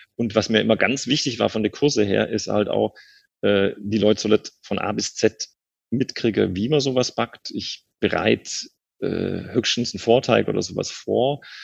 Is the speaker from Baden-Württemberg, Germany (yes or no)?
yes; Swabia, Baden-Württemberg, Germany; accent: Swabian; now in Cologne, Germany; als Schwabe